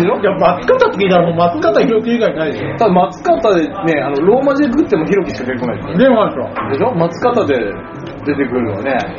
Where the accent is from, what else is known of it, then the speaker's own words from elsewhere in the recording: Miyagi, Japan; 私の出身の宮城県